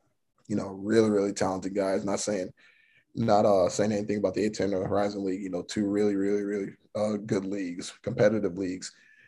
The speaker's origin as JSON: {"language": "English", "region": "Florida", "country": "United States", "tie": "born or raised there", "moved": "yes", "said": "in my home state"}